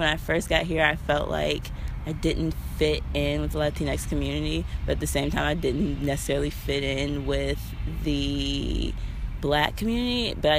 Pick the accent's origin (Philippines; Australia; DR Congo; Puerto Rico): Puerto Rico; people are always shocked when I say that I am Puerto Rican, mainly because I am Black.